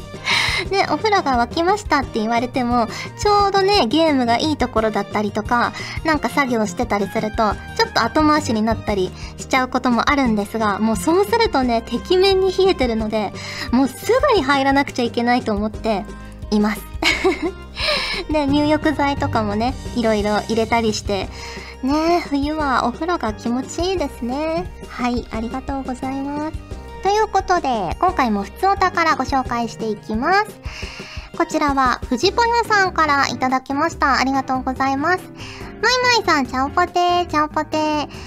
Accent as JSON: {"language": "Japanese", "region": "Fukuoka", "country": "Japan", "moved": "yes", "lives_now": "Tokyo, Japan", "said": "昔福岡に住んでいた"}